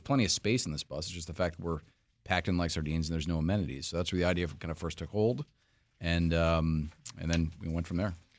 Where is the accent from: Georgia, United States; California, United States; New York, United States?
New York, United States; New York City; moved away as an adult; now in Washington, D.C., United States; I'm actually from New York City originally, have lived in D C for most of my professional life